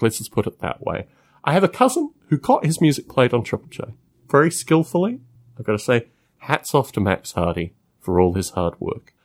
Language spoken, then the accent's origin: English; Australia